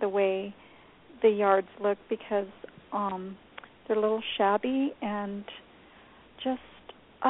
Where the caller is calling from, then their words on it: New Mexico, United States; New Mexico.